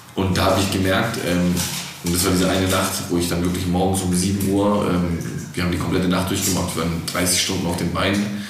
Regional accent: Black Forest, Baden-Württemberg, Germany; now in Stuttgart, Germany; ich bin hier im Schwarzwald auf die Welt gekommen

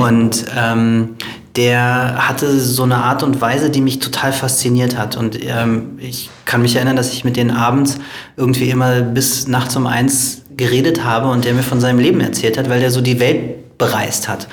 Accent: Berlin, Germany; dann kommen wir aus Berlin

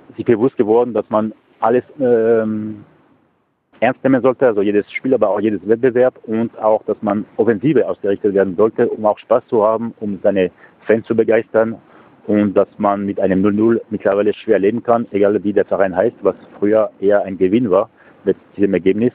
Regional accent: France; als Franzose

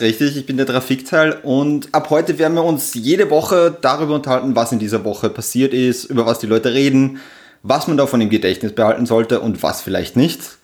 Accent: Upper Austria, Austria; now in Vienna, Austria; ich komme original aus Österreich, eigentlich aus Oberösterreich

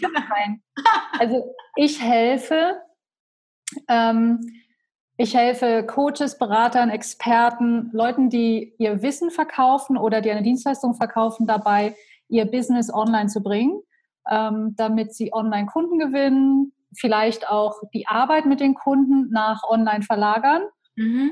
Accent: Köthen, Saxony-Anhalt, Germany; moved away as an adult; also born or lived in Berlin; ich bin aufgewachsen in Köthen in Sachsen-Anhalt

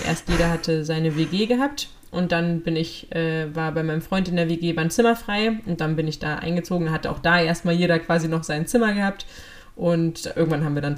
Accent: Lower Saxony, Germany; ich bin ja aufgewachsen in Niedersachsen

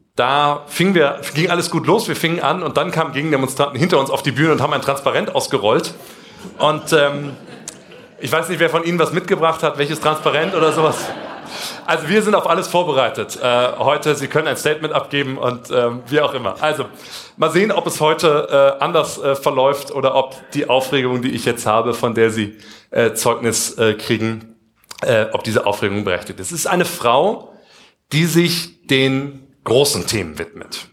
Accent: Kassel, Hesse, Germany; moved away; Wir kommen beide aus Kassel, Abitur, Jakob Grimm-Schule

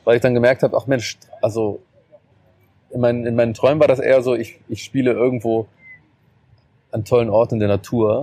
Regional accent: Germany; bei uns in Deutschland

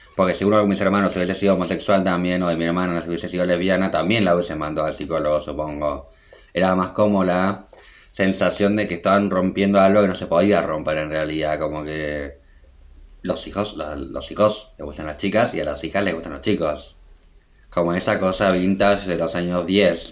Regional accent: Adrogué, Buenos Aires Province, Argentina; also born or lived in Berlin; yo soy de Adroé, que es una ciudad que queda como a una hora de Buenos Aires capital

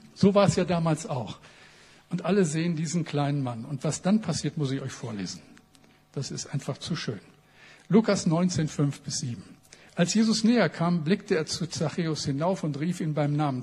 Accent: Bremen, Germany; als ein Bremer

